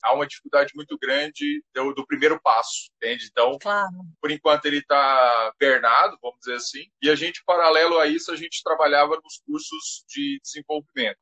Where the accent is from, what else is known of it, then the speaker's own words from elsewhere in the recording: Goiás, Brazil; now in Florianópolis, Brazil; Eu sou natural de Goiás e vim para Florianópolis em 2003